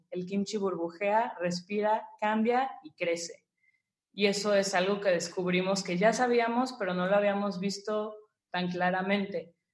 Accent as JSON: {"language": "Spanish", "country": "Mexico", "said": "como, como mexicano y como conocemos sabores aquí"}